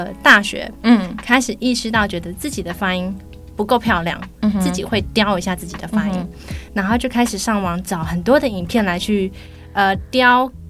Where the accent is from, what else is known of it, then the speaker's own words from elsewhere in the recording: Taiwan; 就是土生土长，就人家说的 born and raised in Taiwan 的那种老师。